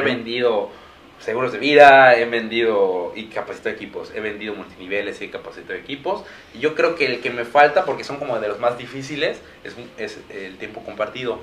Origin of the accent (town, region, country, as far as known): Mexico